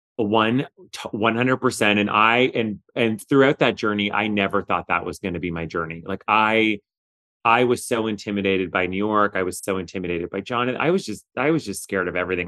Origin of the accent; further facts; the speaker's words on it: Canada; moved away; also born or lived in Kingston, Ontario; I'm Canadian originally